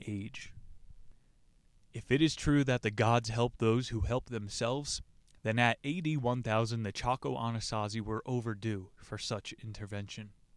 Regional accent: United States; I'm some American mutt

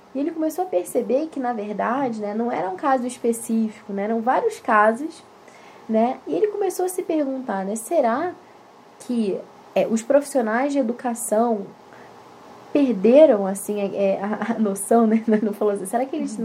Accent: Rio de Janeiro, Brazil; now in Curitiba, Brazil; a gente é do Rio

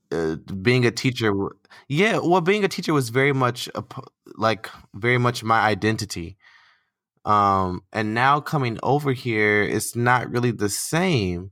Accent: United States; moved away as an adult; now in Qatar; I'm American

